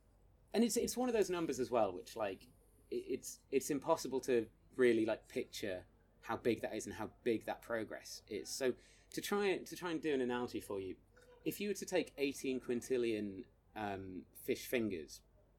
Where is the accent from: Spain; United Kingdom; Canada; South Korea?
United Kingdom; So we, as British people, essentially chose the placebo, which is good to know.